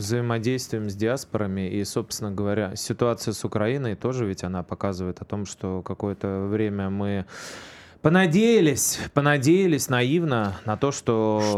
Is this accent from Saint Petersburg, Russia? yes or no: yes; Saint Petersburg, Russia; уроженца Ленинграда